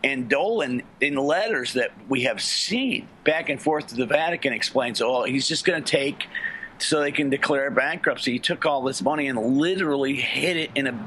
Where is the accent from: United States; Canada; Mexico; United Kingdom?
United States; as an Irish American